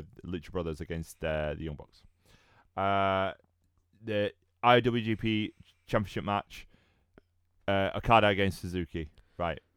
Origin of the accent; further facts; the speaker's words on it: United Kingdom; I'm British